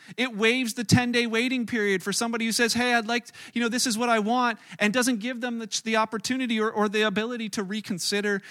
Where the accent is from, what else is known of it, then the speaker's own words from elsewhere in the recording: Canada; as a Canadian